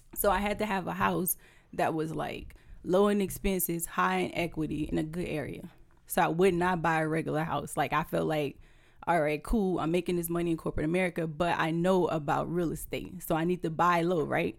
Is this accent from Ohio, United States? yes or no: no; Houma, Louisiana, United States; moved away as an adult; now in Tampa, United States; I am originally from Houma, Louisiana. I've been in Tampa for seven years now